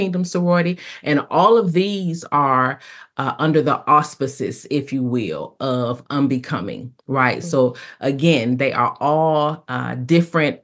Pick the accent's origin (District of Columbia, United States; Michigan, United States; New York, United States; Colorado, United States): Michigan, United States; Detroit; now in Talladega, United States; So I am originally from Detroit, Michigan. I have been in Talladega, Alabama.